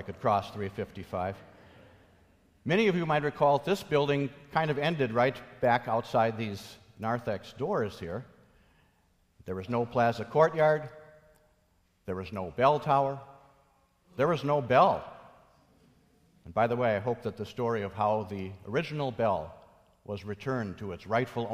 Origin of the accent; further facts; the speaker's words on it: Minnesota, United States; moved away as an adult; I was from Minnesota